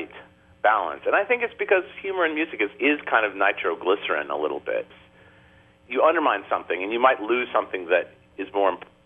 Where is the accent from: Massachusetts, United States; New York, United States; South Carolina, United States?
New York, United States; as a New Yorker